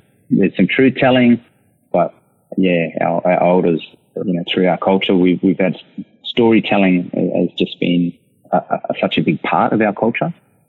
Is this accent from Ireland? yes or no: no; Canberra, Australian Capital Territory, Australia; born there; I was born in Canberra. My family are actually from the Northern Territory. So I'm an Eastern Aranda on my father's side, and Alawamata.